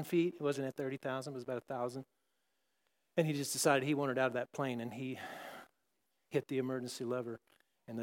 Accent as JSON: {"language": "English", "region": "Texas", "country": "United States", "tie": "born or raised there", "said": "I grew up in Texas"}